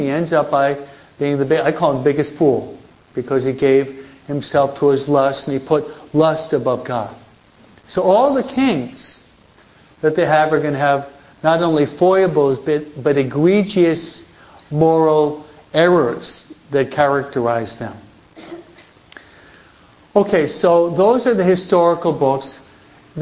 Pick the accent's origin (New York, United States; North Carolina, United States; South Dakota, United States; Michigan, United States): New York, United States; now in Hawaiian Gardens, United States; At least when I was living in New York